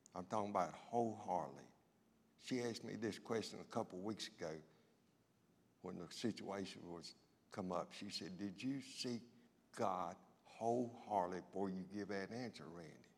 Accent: Rocky Mount, North Carolina, United States; old redneck boy from Rocky Mount

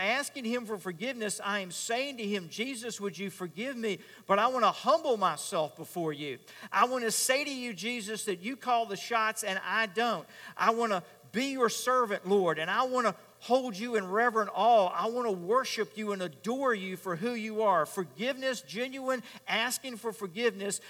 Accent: Richmond, Virginia, United States; I grew up in Richmond

